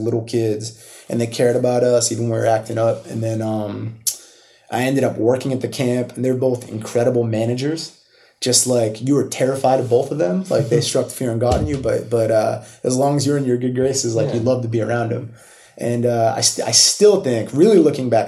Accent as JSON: {"language": "English", "town": "Milford", "region": "Massachusetts", "country": "United States", "tie": "born or raised there", "said": "So home is Milford. I grew up there, like 40 minutes outside the city"}